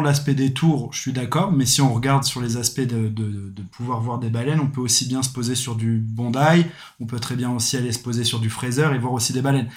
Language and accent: French; Reims, Grand Est, France; moved away as an adult; now in Australia; j'ai 30 ans, je suis de Reims